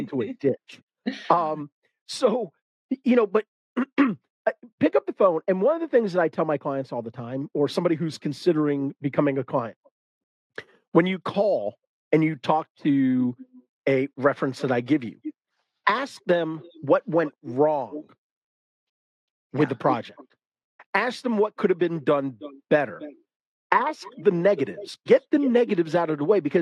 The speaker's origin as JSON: {"language": "English", "region": "the South", "country": "United States", "said": "I'm a guy from the South."}